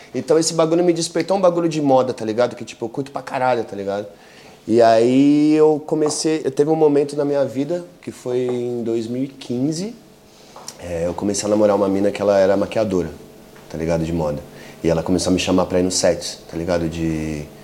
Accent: São Paulo, Brazil; moved away as an adult; also born or lived in Barcelona / London; Eu sou de São Paulo, né, mano? Cidade grande

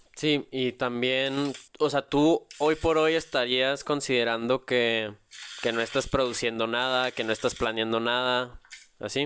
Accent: Mexico; yo también me siento apegado en las buenas y en las malas aquí con, con la tierra, con la patria

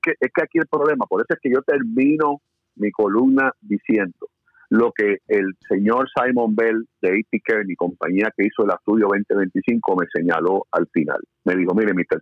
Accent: Puerto Rico; nosotros como puertorriqueños

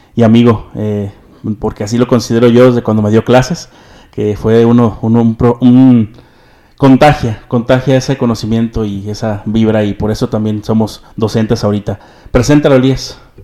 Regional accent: San Martín Hidalgo, Jalisco, Mexico; somos de San Martín, así sin el Hidalgo

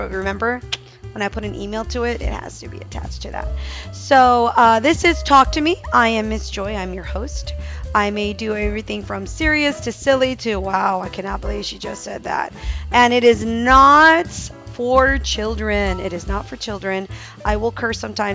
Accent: Texas, United States; I'm from the South, proud Southerner, proud Texan.

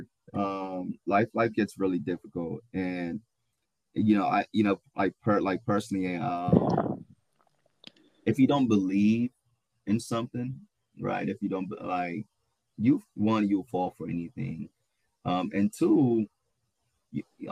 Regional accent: Ghana; I'm also Ghanaian

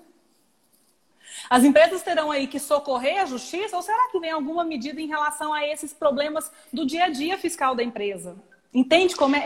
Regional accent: Goiânia, Goiás, Brazil; also born or lived in São Paulo; eu sou de Goiânia, moro em Goiânia, mas fiquei cinco anos em São Paulo.

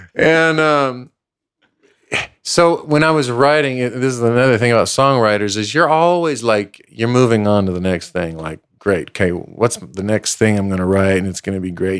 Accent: El Paso, Texas, United States; moved away; also born or lived in Los Angeles; I was born and raised in El Paso, Texas

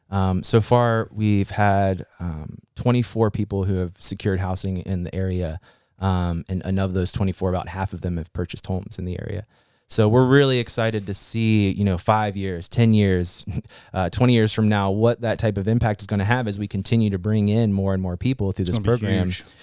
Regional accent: Fairmont, West Virginia, United States; moved away as an adult; also born or lived in Morgantown, West Virginia; So my family is originally from like the Clarksburg area. So we've been up and down 79, you know, and I grew up in Fairmont and graduated from East Fairmont and then went to school at WVU.

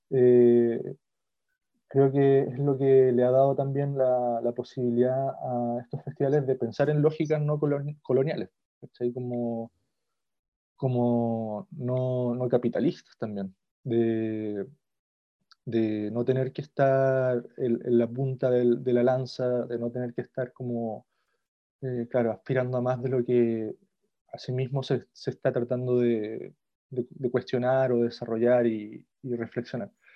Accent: Chile; como chilenos, incluso yo, por ejemplo, no sé, como con ascendencia mapuche

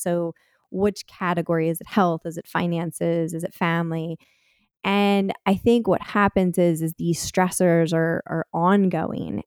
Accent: Delaware, United States; now in Philadelphia area, United States; I grew up in Delaware

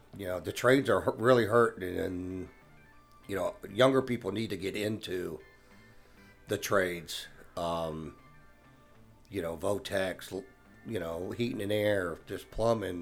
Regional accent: Savannah, Georgia, United States; Born and raised in Savannah

